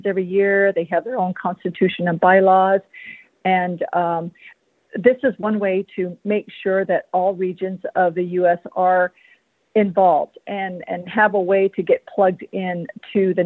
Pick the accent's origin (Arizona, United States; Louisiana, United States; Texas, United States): Arizona, United States; San Carlos Apache Reservation; I am a member of the San Carlos Apache tribe, born and raised on the San Carlos Apache Reservation